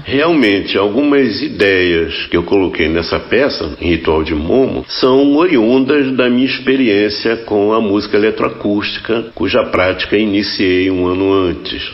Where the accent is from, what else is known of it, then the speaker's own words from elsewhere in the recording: Rio de Janeiro, Brazil; No meu bairro, onde eu nasci, onde vivi até os 20 anos de idade, Santo Cristo, no Rio de Janeiro